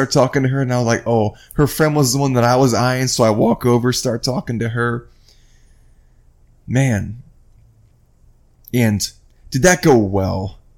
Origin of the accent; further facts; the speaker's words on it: Midwest, United States; I'm from the Midwest and I'm down here now.